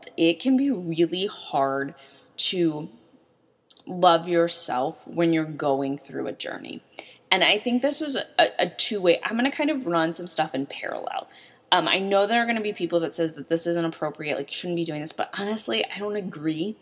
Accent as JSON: {"language": "English", "town": "St. Louis", "region": "Missouri", "country": "United States", "said": "I'm from St. Louis"}